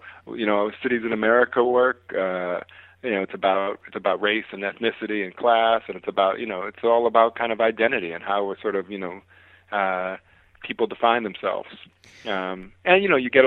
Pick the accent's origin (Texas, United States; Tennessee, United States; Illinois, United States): Illinois, United States; Chicago; I'm from Chicago